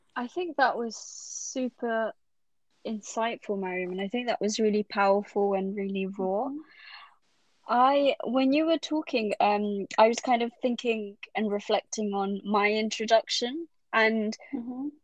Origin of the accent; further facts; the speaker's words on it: London, United Kingdom; I'm Bengali, but I was brought up in London